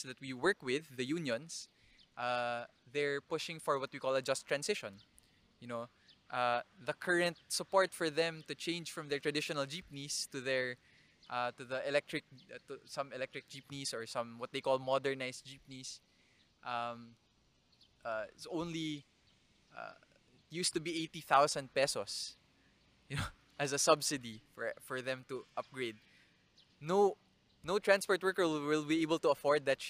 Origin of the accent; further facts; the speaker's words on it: Naga, Philippines; my hometown, Naga